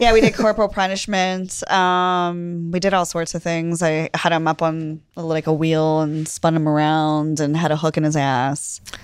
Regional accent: Pennsylvania, United States; I grew up in Pennsylvania

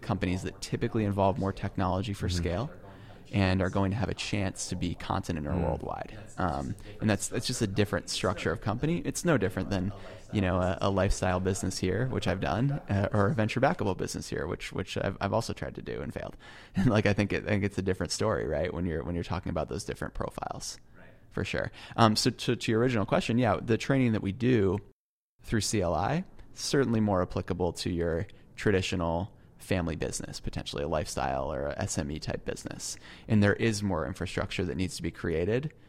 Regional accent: United States; I am an American and I do live here

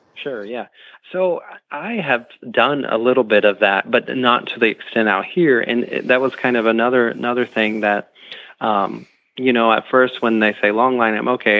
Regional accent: Dresden, Ohio, United States; I grew up in Ohio, born and raised. Um, uh, a couple hours um, east of Columbus, mm-hmm. um, small town Dresden

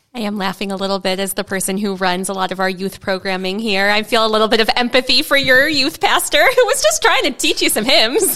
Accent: suburb of Chicago, Illinois, United States; now in Saint Paul, United States; very Jewish suburb also of Chicago

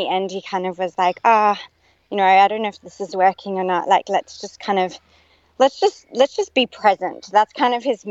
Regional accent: Perth, Western Australia, Australia; also born or lived in South Africa / United States; now in Sydney, Australia; So I am living in Sydney currently, but I was born in South Africa, raised in Perth

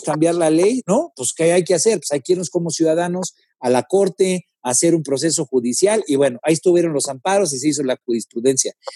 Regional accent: Guerrero, Mexico; Yo soy del estado de Guerrero

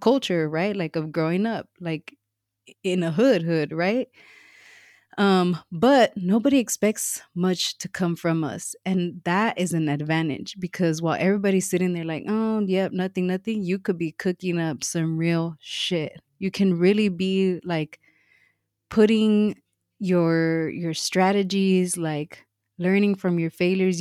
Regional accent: Los Angeles, California, United States; moved away; I grew up in Watts, um, and m, so did my m, my mom

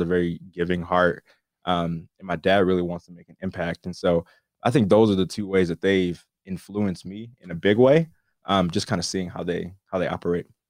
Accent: Wisconsin, United States; born and raised in Wisconsin

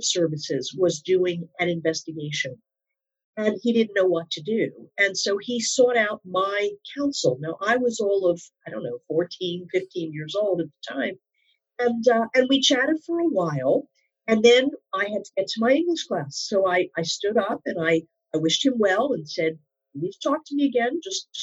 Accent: Philadelphia, Pennsylvania, United States; moved away as an adult; now in New York, United States; I've lived in New York now most of my, well, actually all of my adult life, but I'm originally from the Philadelphia area.

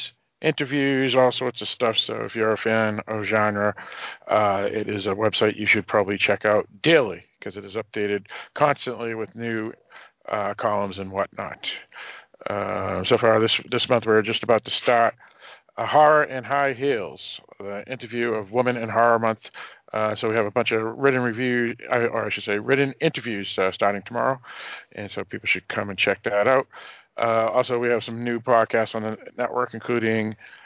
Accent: Northeast, United States; also born or lived in New Hampshire; a Northeasterner, just like myself

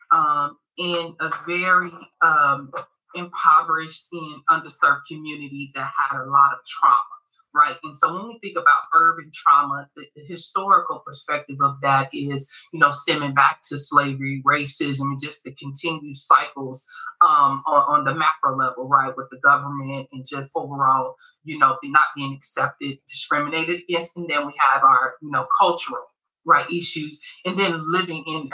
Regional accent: Chicago, Illinois, United States; I'm from Chicago

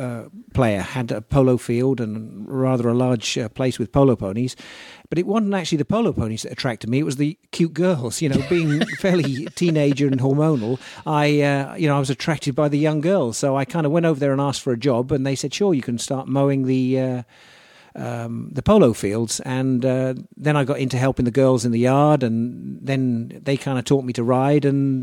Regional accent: Egypt; born there; My father was in the military at the time, and I was born in North Africa, in Egypt.

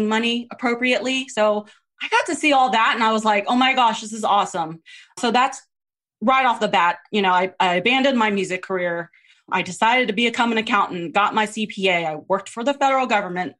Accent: Texas, United States; also born or lived in Philippines; I grew up in Texas, well, born in the Philippines.

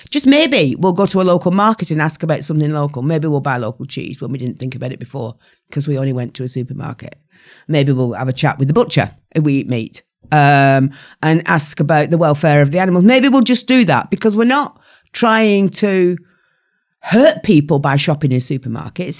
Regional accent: the north of England, United Kingdom; my hometown, uh, fifteen thousand people in the north of England

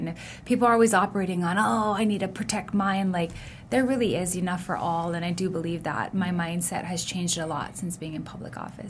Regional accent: Honolulu, Hawaii, United States; I was born in Kuku, raised in Hawaii Kai, went to Kamehameha schools.

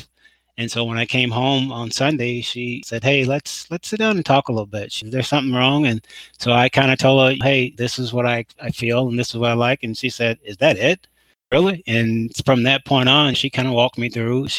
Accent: Mississippi and Texas, the South, United States; I'm from down south. I grew up in Mississippi and in Texas.

